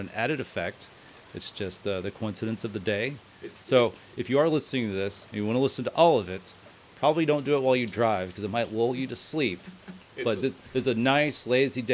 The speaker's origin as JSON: {"language": "English", "region": "Texas", "country": "United States", "said": "we're Texas boys"}